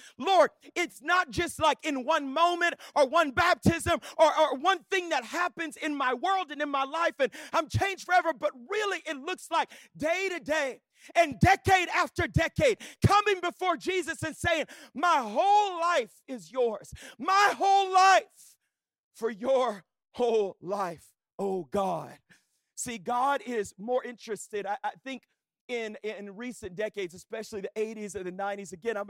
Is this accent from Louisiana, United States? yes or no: yes; Louisiana, United States; I grew up in Southwest Louisiana. I was literally like born in church like my whole life.